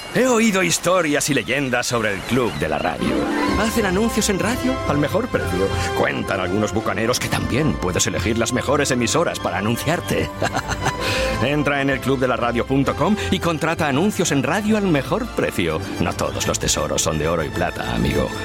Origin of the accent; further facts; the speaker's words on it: Aragon, Spain; un tema de un dúo de mi tierra